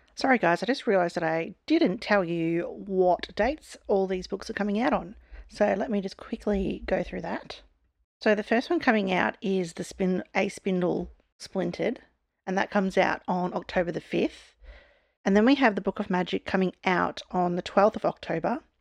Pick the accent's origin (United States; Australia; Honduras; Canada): Australia; I'm an Aussie